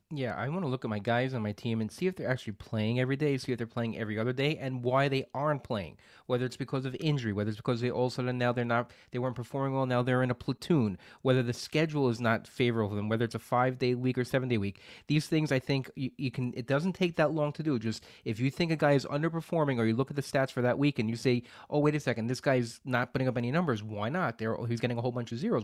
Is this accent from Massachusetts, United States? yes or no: no; New York, United States; we're from New York